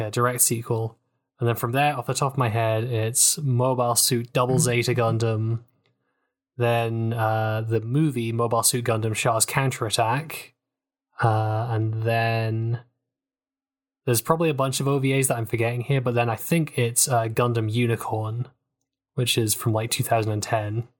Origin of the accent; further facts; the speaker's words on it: United Kingdom; accent: British; my accent, I have the horrible curse of British.